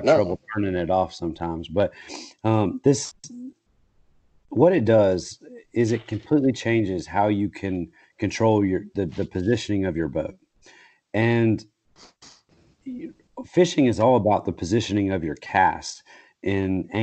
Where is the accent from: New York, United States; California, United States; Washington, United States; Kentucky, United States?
Kentucky, United States; I'm from Kentucky, but that's like 4 hours away, from where I grew up